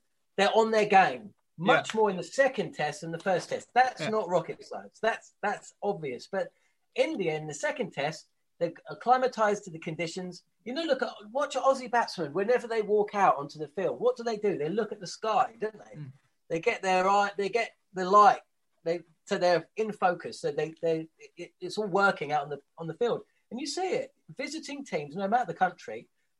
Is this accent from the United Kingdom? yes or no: yes; England, United Kingdom; As a kid growing up in England